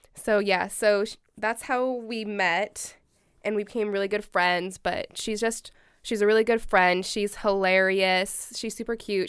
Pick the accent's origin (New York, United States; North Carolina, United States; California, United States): California, United States; Salinas; moved away as an adult; now in Eugene, United States; I'm from Salinas, California